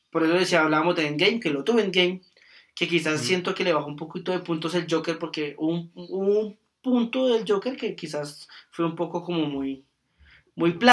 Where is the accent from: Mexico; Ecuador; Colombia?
Colombia; somos colombianos